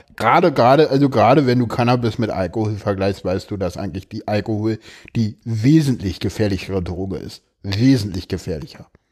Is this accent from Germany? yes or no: yes; Berlin, Germany; komme ich da zu sehr aus Köpenick